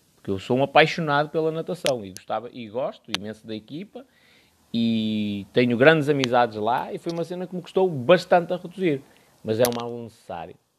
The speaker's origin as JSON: {"language": "Portuguese", "town": "Porto", "region": "Norte", "country": "Portugal", "said": "eu sou do Porto"}